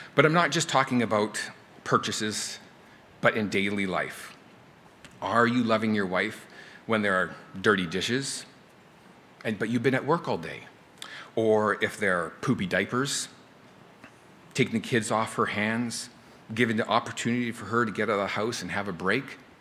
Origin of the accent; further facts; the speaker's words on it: Canada; now in United States; I'm from Canada